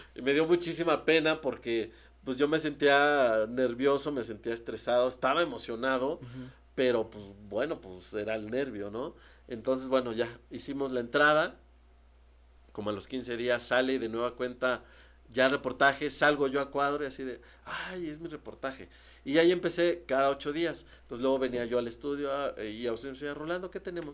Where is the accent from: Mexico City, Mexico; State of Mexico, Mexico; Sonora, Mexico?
Mexico City, Mexico; also born or lived in Ciudad Ocampo, Tamaulipas, Mexico; yo soy de Tamaulipas, ¿no? Eh, nací en Tamaulipas, en un pueblito que se llama Ciudad Ocampo. Entonces, eh, a los seis años nos venimos a la Ciudad de México